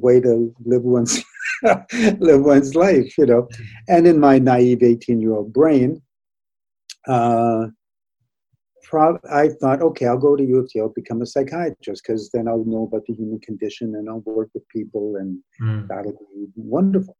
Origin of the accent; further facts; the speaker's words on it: Toronto, Ontario, Canada; also born or lived in Saskatoon, Saskatchewan; Moved to Toronto when I was 7